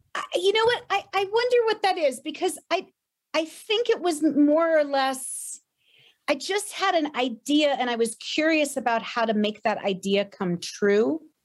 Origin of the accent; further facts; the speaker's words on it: Tiffin, Ohio, United States; moved away as an adult; also born or lived in Boston; I grew up in Ohio